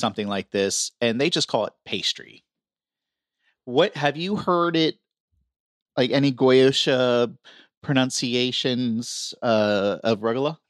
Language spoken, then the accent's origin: English; Florida, United States; I grew up in Florida